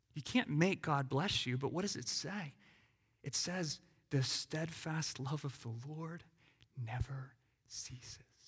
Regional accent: United States; as an American.

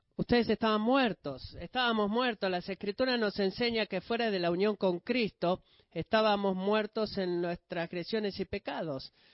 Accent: Greece; Siendo un griego

